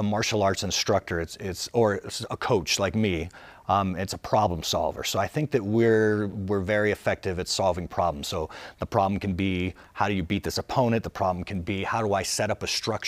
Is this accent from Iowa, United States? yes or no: no; Albuquerque, New Mexico, United States; I was raised in the South Valley of Albuquerque, New Mexico